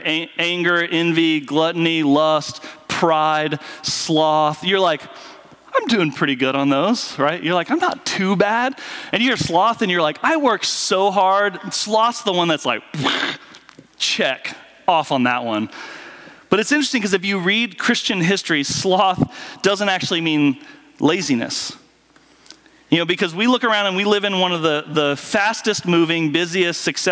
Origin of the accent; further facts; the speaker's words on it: Southwest Kansas, United States; I grew up in Southwest Kansas around farmers